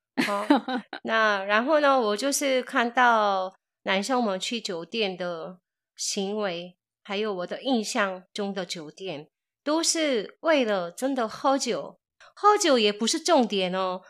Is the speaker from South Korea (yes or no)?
yes; South Korea; moved away; 我是从韩国来的